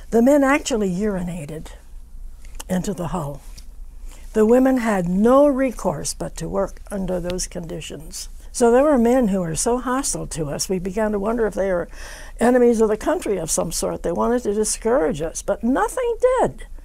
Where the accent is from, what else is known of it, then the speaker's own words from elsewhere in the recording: West Virginia, United States; born there; I said, Well, I was born in West Virginia, so she wanted to know the story."